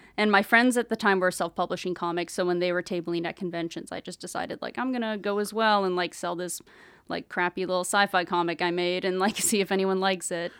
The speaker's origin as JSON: {"language": "English", "town": "Brampton", "region": "Ontario", "country": "Canada", "tie": "born or raised there", "said": "growing up, I'm from Brampton, Ontario, so it was, like, a bit of a smaller city when I was growing up"}